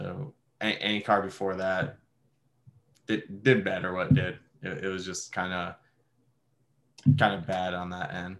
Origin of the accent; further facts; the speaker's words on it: Detroit, Michigan, United States; now in Connecticut, United States; growing up in Detroit